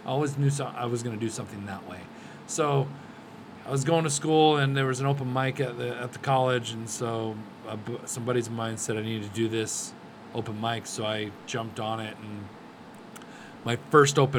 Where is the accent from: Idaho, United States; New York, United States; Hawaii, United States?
Idaho, United States; Twin Falls; I grew up in Twin Falls. I lived there till I was probably 22